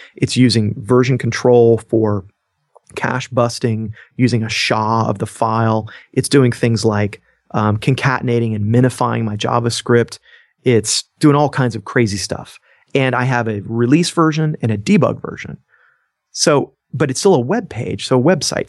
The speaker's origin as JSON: {"language": "English", "region": "Georgia", "country": "United States", "said": "I'm from Georgia and there's hospitality in my roots"}